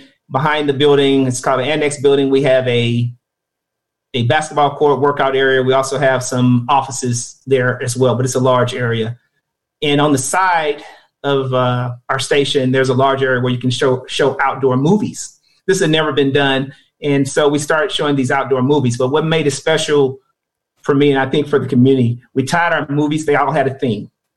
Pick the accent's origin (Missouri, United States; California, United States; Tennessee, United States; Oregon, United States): Missouri, United States; Kansas City; I grew up in Kansas City in the urban core off of 47 to Cleveland Old area, Vineyard Gardens neighborhood